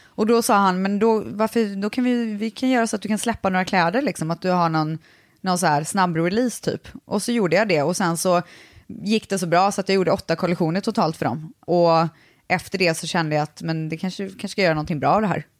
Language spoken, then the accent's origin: Swedish; Viskafors, Västra Götaland, Sweden; Jag är från Borås, eller faktiskt Viskafors som ligger utanför Borås